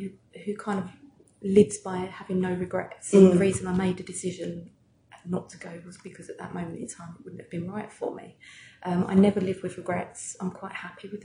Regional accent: Swanley, South East England, United Kingdom; I grew up in Swanley. I went to school in Swanley.

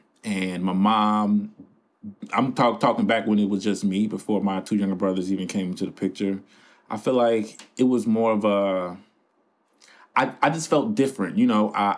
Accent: Chicago, Illinois, United States; As you said in the introduction, I am from the South Side of Chicago, which is an area that has been sort of in the light for a whole bunch of negative things probably since I could remember.

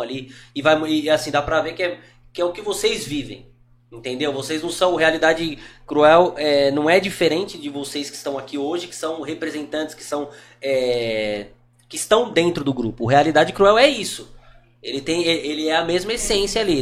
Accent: Brazil; como brasileiro

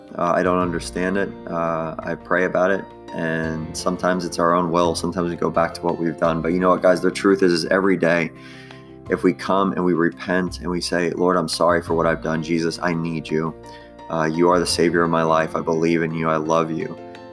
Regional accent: New York, United States; I'm from New York

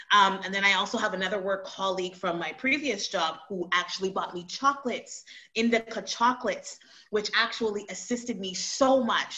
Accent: Montreal, Quebec, Canada; also born or lived in Toronto; Montreal, Montreal, Canada, for sure. I, that's where I'm from

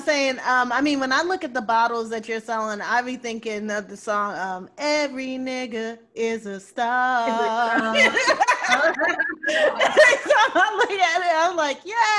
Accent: New Orleans, Louisiana, United States; born there; I was born in New Orleans, but my family is actually West Indian. So they moved from New York, from Panama and Grenada to New York.

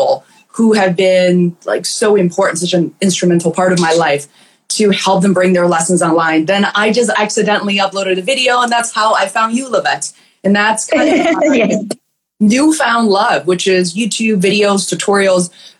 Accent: Beijing, China; now in Boston, United States; I'm originally from Beijing, China, about 20 years ago.

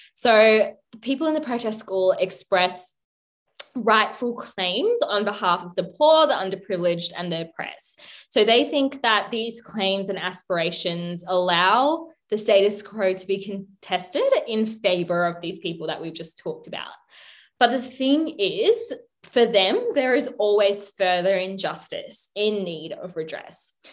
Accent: Sri Lanka; my home country of Sri Lanka

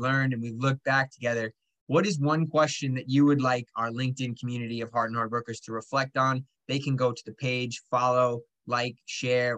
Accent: Long Island, New York, United States; I was born on Long Island

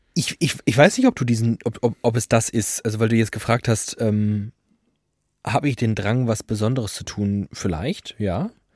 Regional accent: Frankfurt, Hesse, Germany; Ich komme aus Frankfurt-Sachsenhausen

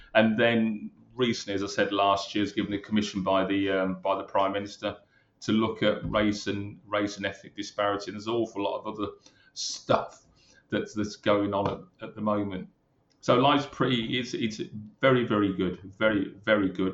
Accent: Birmingham, West Midlands, United Kingdom; moved away as an adult; also born or lived in London; I'm a Brummie, born and bred in Birmingham.

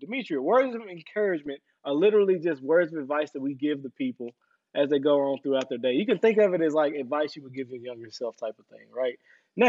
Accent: the South, United States; we were raised in the South

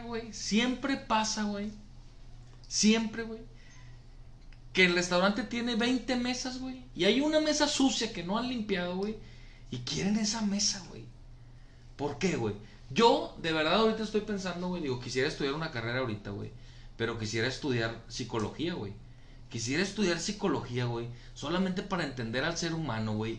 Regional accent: Monterrey, Nuevo León, Mexico; solamente en Monterrey la decimos

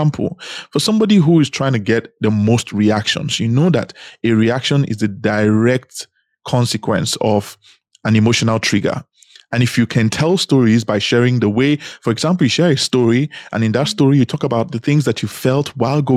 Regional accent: Benin City, Edo, Nigeria; also born or lived in Anambra State; now in Dubai, United Arab Emirates; I am born and raised in Nigeria. In fact, I was born in Edo State, Benin City. I lived most of my life in Edo State, Benin City.

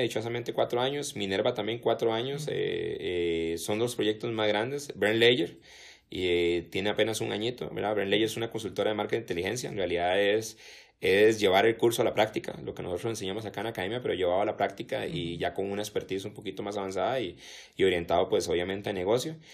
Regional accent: Costa Rica; nosotros como ticos

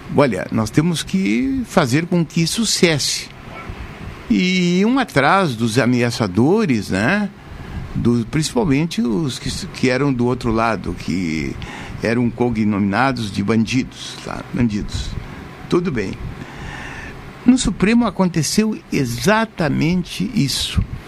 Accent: Brazil; como brasileiro

